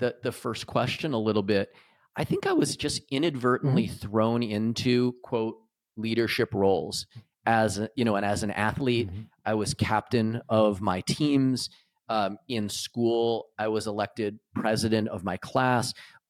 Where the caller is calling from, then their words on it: Michigan, United States; I am calling in from Michigan in the U.S.